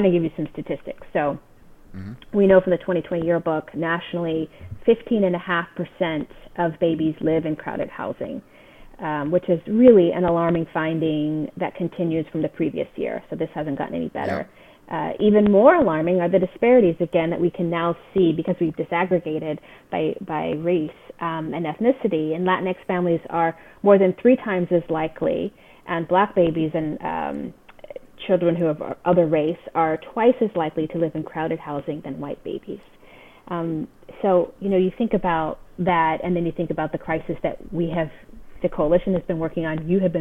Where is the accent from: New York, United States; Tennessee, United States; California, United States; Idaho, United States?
California, United States; That's my home state